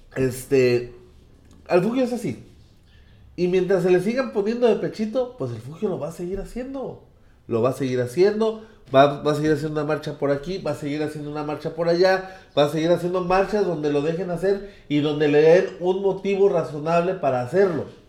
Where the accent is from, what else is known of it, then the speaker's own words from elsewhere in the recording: Mexico; como mexicanos